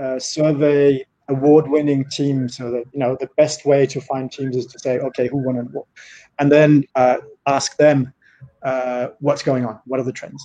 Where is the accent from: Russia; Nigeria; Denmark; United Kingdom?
Denmark; now in Paris, France; I'm Danish, but I've been in France for more years than I lived in Denmark